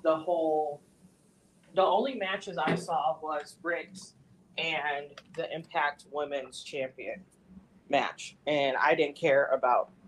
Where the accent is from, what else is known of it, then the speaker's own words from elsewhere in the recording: Trinidad & Tobago; moved away; my home country, in Trinidad